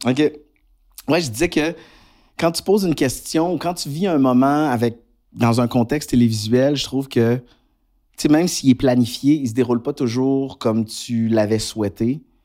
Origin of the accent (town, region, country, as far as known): Quebec, Canada